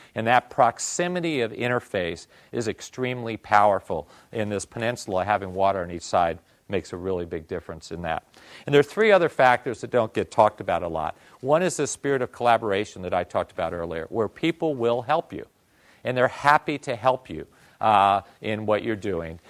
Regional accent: Northeast, United States; also born or lived in Tokyo, Japan; now in Bay Area, United States; I'm from the Northeast

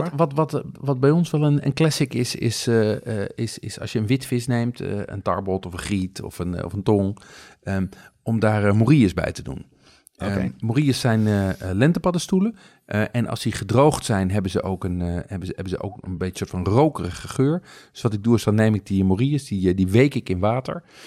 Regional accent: Amsterdam, North Holland, Netherlands; als Amsterdammer

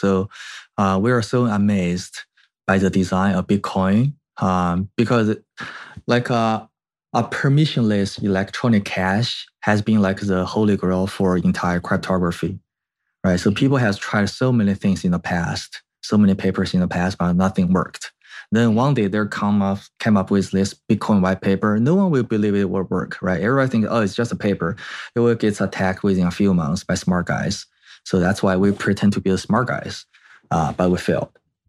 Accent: China; moved away as an adult; also born or lived in Canada; now in United States; I was like grew up in China and I did my school actually in Canada and then ended up in US.

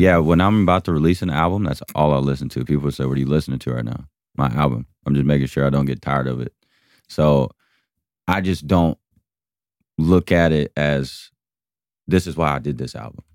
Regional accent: Georgia, United States; my hometown

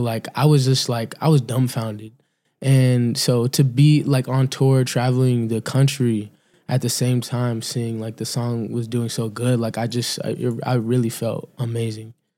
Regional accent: Cape Cod, Massachusetts, United States; also born or lived in Encino, California; I'm from Cape Cod, Massachusetts

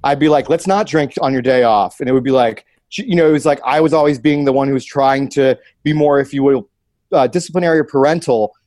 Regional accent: Columbus, United States; moved away; my hometown, Columbus

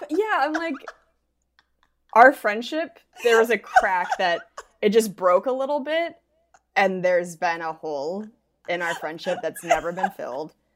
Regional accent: Spokane, Washington, United States; moved away; I'm gonna be in Spokane, in my hometown at Spokane Comedy Club

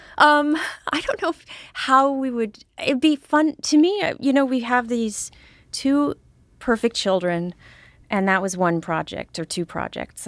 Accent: Deep River, Connecticut, United States; I'm from Deep River, Connecticut

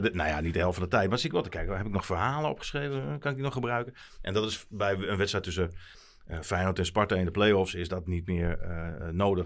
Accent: Emmen, Drenthe, Netherlands; ik ben geboren in Emmen

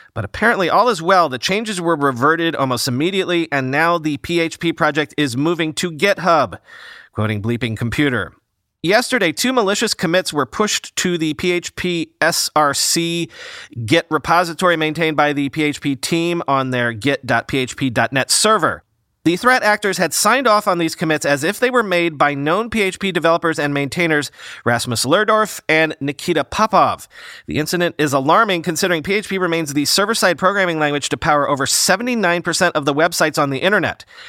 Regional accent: New York, United States; I'm a New Yorker

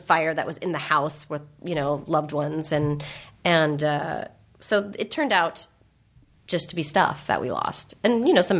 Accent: San Francisco, California, United States; because I grew up in San Francisco, the Bay Area, and my parents grew up in San Francisco

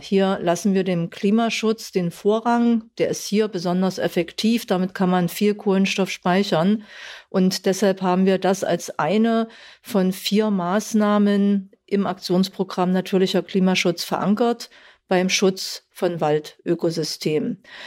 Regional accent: Saxony-Anhalt, Germany; ich komme aus Sachsen-Anhalt

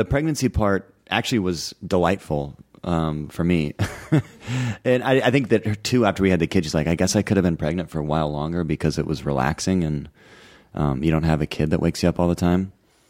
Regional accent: Pacific Northwest, United States; moved away; I grew up in the Northwest.

